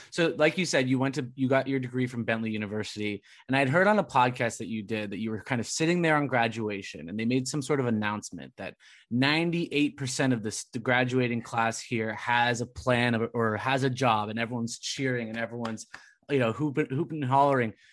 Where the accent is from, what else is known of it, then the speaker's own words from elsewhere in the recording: Southern California, United States; moved away as an adult; also born or lived in Providence; now in Massachusetts, United States; growing up in SoCal